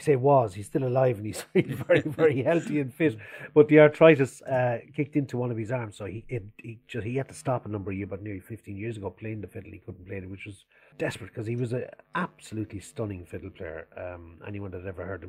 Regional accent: Thurles, Tipperary, Ireland; to come back to Turles

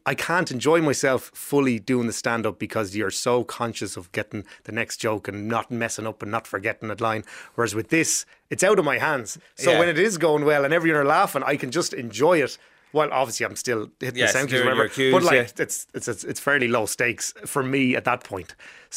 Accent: Rathdrum, County Wicklow, Ireland; also born or lived in Arklow; Down in Wicklow, I'm from Rathdrum, went to school in Arklow

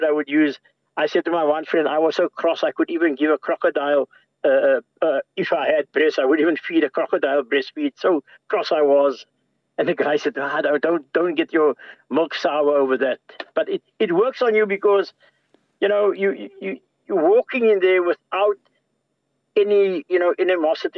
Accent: South Africa; now in Ireland; I'm from South Africa. This is what I experienced all my life. Now I'm here in this country.

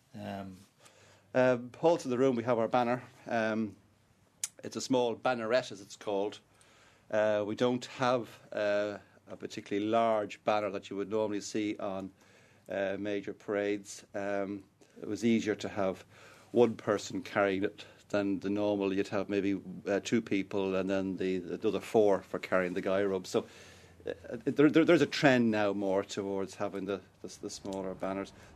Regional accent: Dublin, Leinster, Ireland; I was born and bred in Dublin, I was educated here, I've lived nowhere else

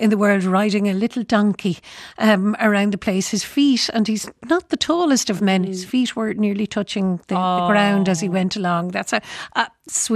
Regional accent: Ireland; accent: Irish; I'm genuinely Irish

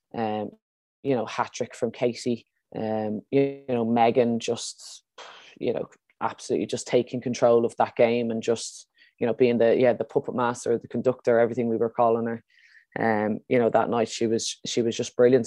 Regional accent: Ireland; as Irish players

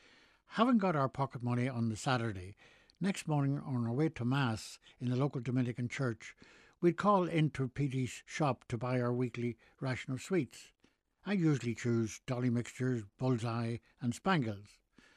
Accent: Northern Ireland, United Kingdom; Growing up in Nyeri, just inside the north of Ireland border, we were subject to fairly hard food rationing during the Second World War

